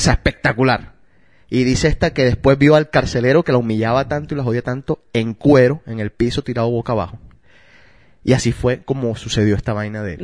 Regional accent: Colombia; Yo soy de Colombia

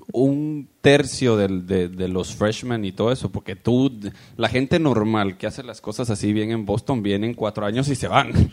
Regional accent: Guatemala; now in United States; yo vengo de Guatemala

